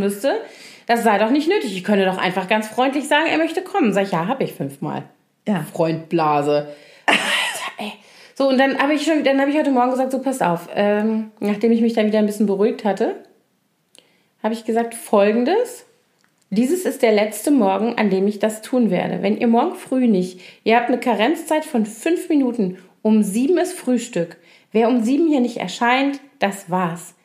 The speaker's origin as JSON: {"language": "German", "town": "Koblenz", "region": "Rhineland-Palatinate", "country": "Germany", "tie": "born or raised there", "moved": "yes"}